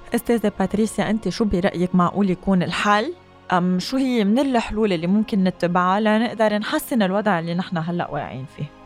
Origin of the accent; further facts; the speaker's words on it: Lebanon; ونحن كشعب لبناني